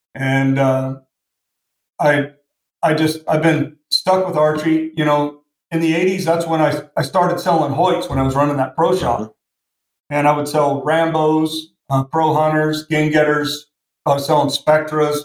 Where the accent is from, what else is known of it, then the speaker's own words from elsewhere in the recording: Portland, Oregon, United States; moved away as an adult; now in Washington, United States; I grew up in Portland, Oregon